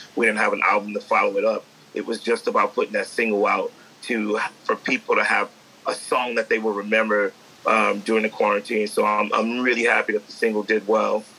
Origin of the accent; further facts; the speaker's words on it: New York City, New York, United States; I grew up in the Bronx